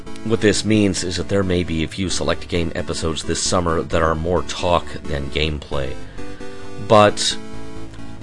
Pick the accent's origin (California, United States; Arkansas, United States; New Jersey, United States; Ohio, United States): Arkansas, United States; Fort Smith; moved away as an adult; also born or lived in Green Bay, Wisconsin; I first moved from my hometown in Fort Smith, Arkansas, to the undiscovered country that was Green Bay, Wisconsin